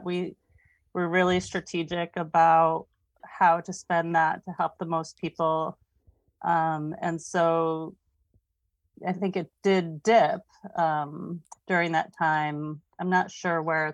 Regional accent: Saratoga Springs, New York, United States; moved away as an adult; now in Vermont, United States; I grew up near Saratoga Springs, New York

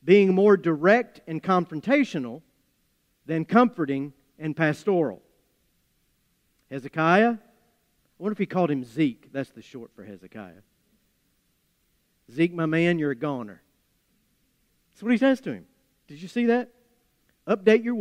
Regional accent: Appalachia, United States; accent: Appalachian; my Appalachian accent

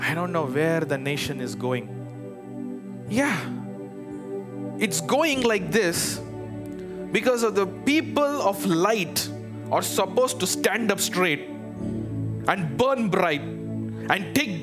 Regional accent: India; moved away as an adult; now in Chicago, United States; I'm from India

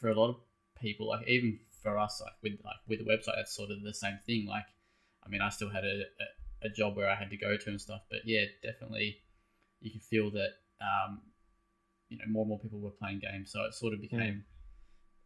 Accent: Tasmania, Australia; moved away; I'm originally from Tassie

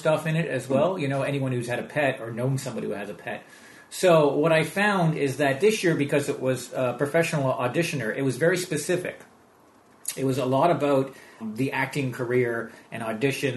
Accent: Montreal, Quebec, Canada; accent: American; also born or lived in Vancouver / Toronto; now in London, United Kingdom; born in Montreal

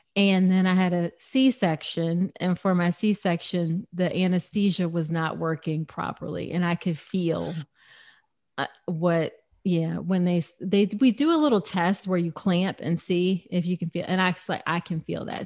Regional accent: United States; I'm very distinctly American

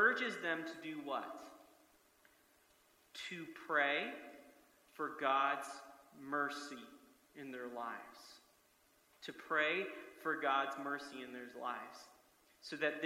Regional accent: United States; I love many things about being American

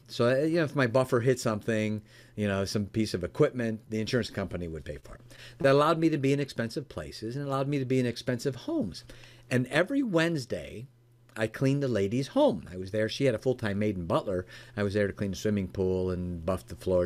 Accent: Chicago, Illinois, United States; now in Michigan, United States; I, live in Michigan now, uh, born and raised in the Chicagoland area

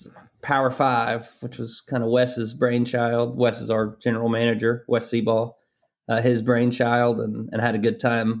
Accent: Athens, Georgia, United States; I grew up in Athens, Georgia.

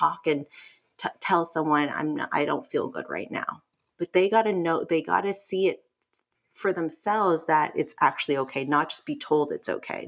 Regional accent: Los Angeles, California, United States; I'm Korean American, grew up

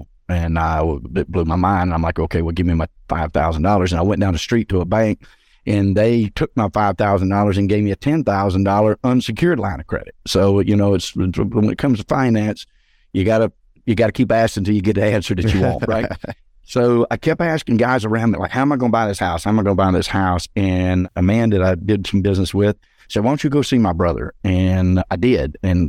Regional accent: Georgia, United States; So I came back to my hometown north of Atlanta in the suburbs. I'm about 45 minutes northeast of the city.

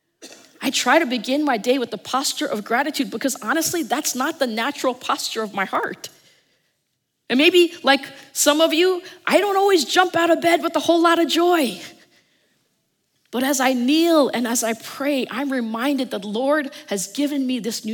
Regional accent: New Jersey, United States; I'm from New Jersey

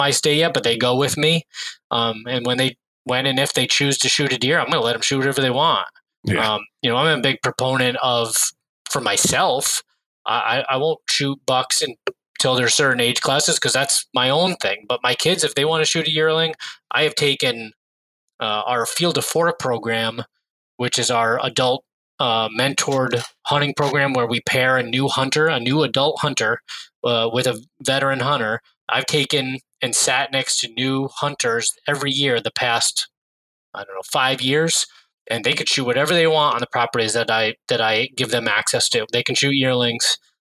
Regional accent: New York, United States; I grew up in New York State

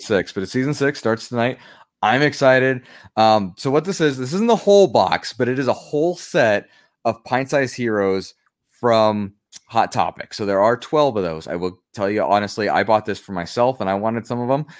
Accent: Pueblo, Colorado, United States; The state fair for Colorado is in my hometown.

